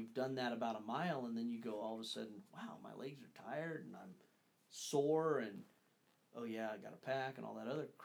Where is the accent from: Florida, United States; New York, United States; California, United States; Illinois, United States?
California, United States; Northern; we grew up, Dad and Ron and Daniel and myself, we grew up hunting in Northern California, towards the coast primarily